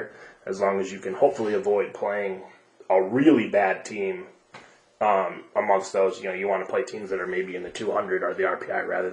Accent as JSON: {"language": "English", "region": "Ohio", "country": "United States", "tie": "born or raised there", "moved": "yes", "lives_now": "Colorado, United States", "said": "I'm from Ohio"}